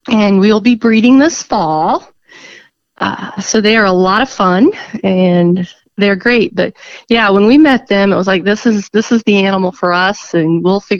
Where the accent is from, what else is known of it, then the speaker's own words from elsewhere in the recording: Miami County, Kansas, United States; also born or lived in southern Johnson County, Kansas; I am from Miami County originally. I grew up Miami County, S- southern Johnson County. So I've kind of already always been out in that environment. My relatives had farms, so kind of always lived that life a little bit.